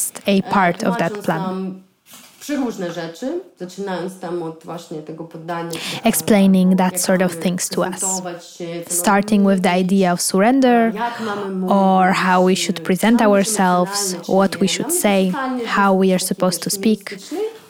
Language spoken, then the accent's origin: English; Ukraine; I'm from Ukraine